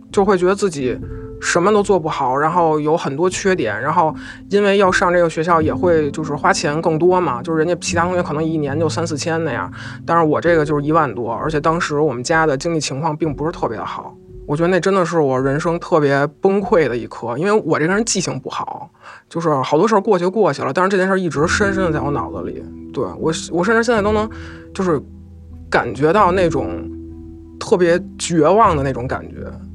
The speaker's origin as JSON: {"language": "Chinese", "region": "Beijing", "country": "China", "said": "我是一个北京人。北京这边的环境确实没有那么的压抑"}